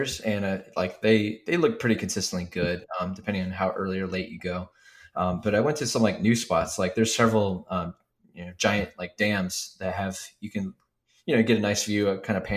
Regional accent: Ohio, United States; our area of Ohio

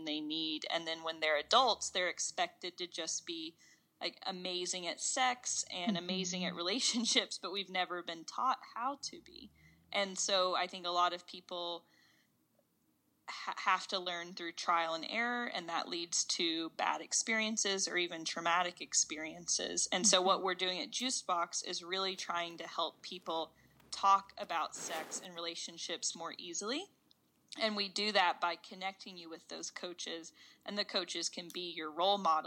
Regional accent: Knoxville, Tennessee, United States; I grew up in Knoxville, Tennessee.

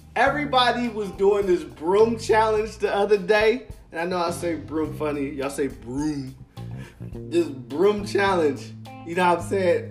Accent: Philadelphia, Pennsylvania, United States; being a Philadelphian, a real Philadelphian

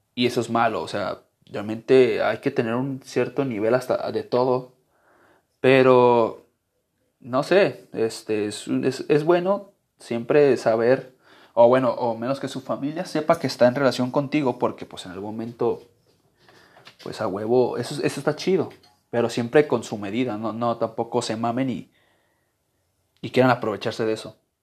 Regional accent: Guadalajara, Jalisco, Mexico; yo soy de Guadalajara

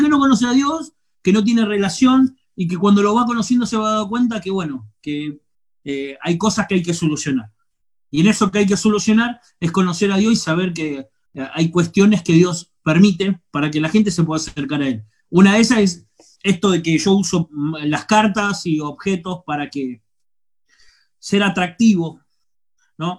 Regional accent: Quilmes, Buenos Aires Province, Argentina; moved away as an adult; now in Córdoba, Argentina; soy de Quilmes, Buenos Aires

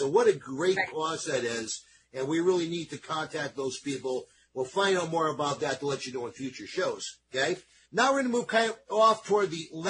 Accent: East Coast, United States; I'm from the East Coast, she's from Italy, so we like to call things the way we see them

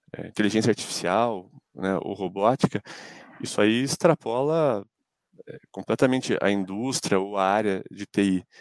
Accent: Ponta Grossa, Paraná, Brazil; eu sou de Ponta Grossa

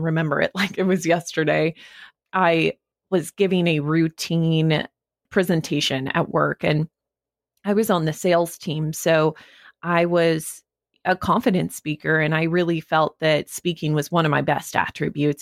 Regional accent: Wyoming, United States; moved away as an adult; also born or lived in New York, United States; now in Los Angeles, United States; I grew up in Wyoming

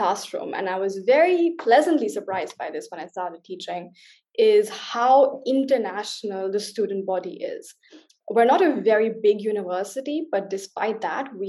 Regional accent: India; now in Berlin, Germany; as an Indian

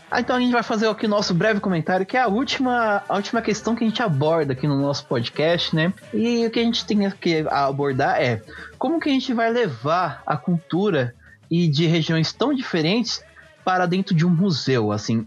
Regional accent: Brazil; eu como brasileiro, eu como é, de uma cultura luso-brasileira

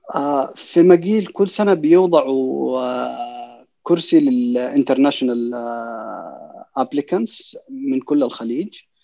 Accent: Saudi Arabia; عندنا في السعوديه

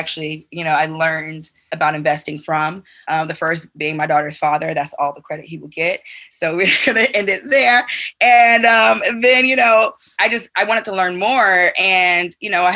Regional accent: Chicago, Illinois, United States; moved away; also born or lived in Atlanta; I am from the South Side of Chicago, born and raised

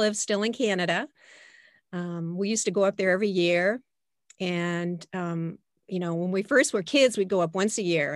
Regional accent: Portsmouth, New Hampshire, United States; I was born in Portsmouth, New Hampshire

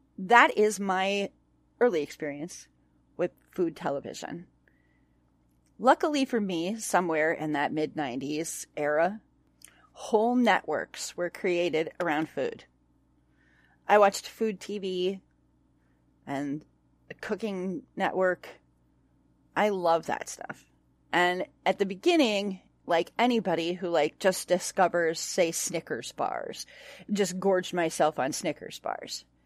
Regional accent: Onalaska, Wisconsin, United States; moved away; my hometown of Onalaska

